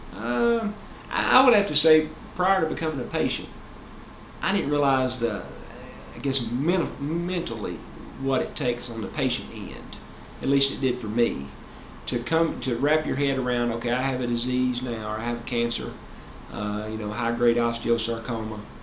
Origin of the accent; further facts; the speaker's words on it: Tennessee, United States; of course I'm from Tennessee